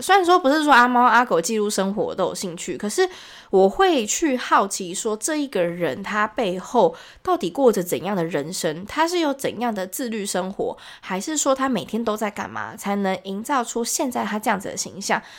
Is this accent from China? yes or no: no; Taiwan; 我们台湾人